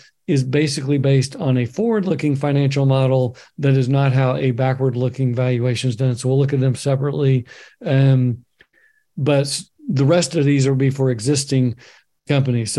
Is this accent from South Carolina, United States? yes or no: no; Oklahoma, United States; now in Bend, United States; my home state, Oklahoma, live in Oregon now